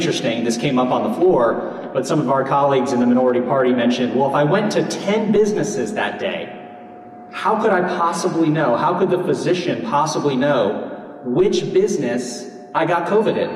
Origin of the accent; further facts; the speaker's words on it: Pinellas County, Florida, United States; in my hometown in Pinellas County